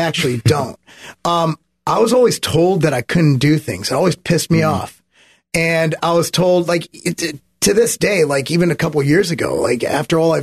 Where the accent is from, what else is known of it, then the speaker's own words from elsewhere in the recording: California, United States; I'm a Californian